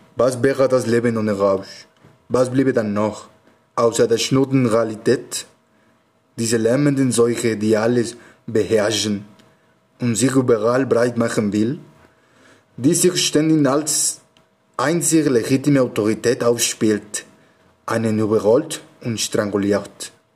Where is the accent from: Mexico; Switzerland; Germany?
Mexico; Mexico City; German is a second language; ich komme aus Mexiko-Stadt